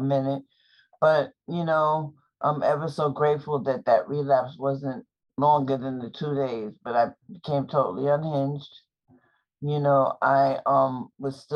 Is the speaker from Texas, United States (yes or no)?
no; New York, United States; I'm from New York